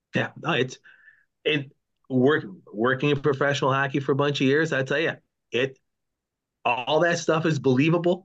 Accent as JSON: {"language": "English", "town": "Buffalo", "region": "New York", "country": "United States", "tie": "born or raised there", "said": "growing up in Buffalo"}